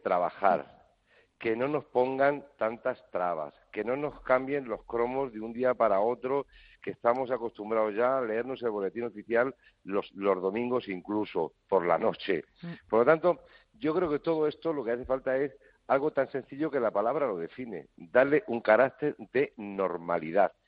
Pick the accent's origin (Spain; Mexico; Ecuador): Spain; como ciudadano español